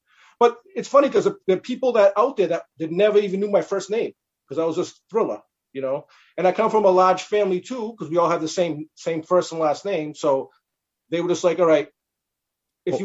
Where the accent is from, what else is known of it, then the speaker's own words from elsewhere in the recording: Boston, Massachusetts, United States; Because I'm from Boston